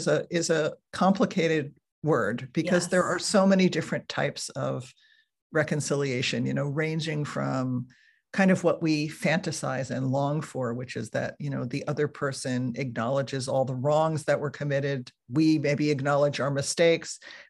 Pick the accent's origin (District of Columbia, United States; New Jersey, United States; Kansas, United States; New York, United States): New Jersey, United States; now in California, United States; I moved from New Jersey, where I had grown up, to California, where I still live.